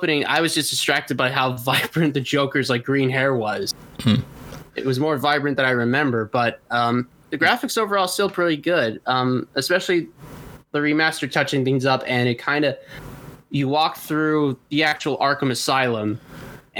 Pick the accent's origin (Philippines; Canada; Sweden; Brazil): Canada; Toronto, Ontario; moved away; I was born in Toronto